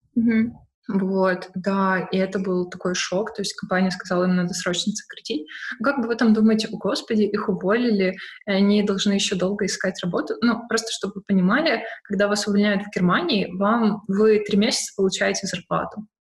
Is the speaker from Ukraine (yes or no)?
yes; Odesa, Odesa Oblast, Ukraine; moved away as an adult; now in Berlin, Germany; я родом с Одессы